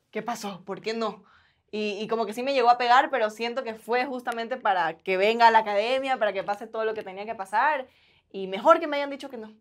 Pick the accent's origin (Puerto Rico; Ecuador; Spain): Ecuador; Guayaquil, Guayas; accent: guayaco; moved away; yo soy guayaca, entonces sí tengo el acento guayaco bien marcado